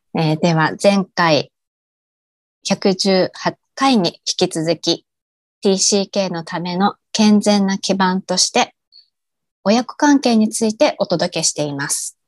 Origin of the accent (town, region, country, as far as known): Japan; moved away as an adult; now in Bangkok, Thailand